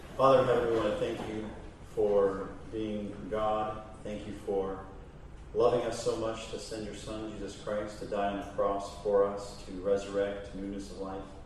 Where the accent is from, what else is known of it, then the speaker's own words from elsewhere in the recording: Mansfield, Ohio, United States; I'm from Mansfield, Ohio.